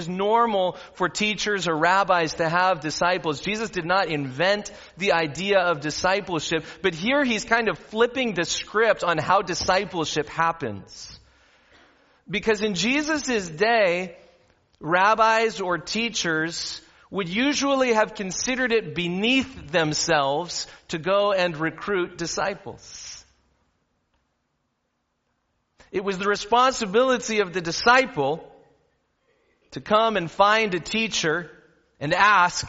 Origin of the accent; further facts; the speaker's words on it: Southern California, United States; I grew up in Southern California